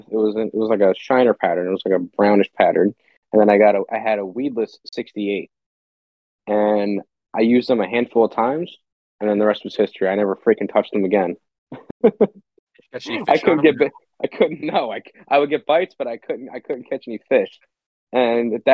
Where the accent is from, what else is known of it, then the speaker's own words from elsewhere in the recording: Pennsylvania, United States; growing up in Pennsylvania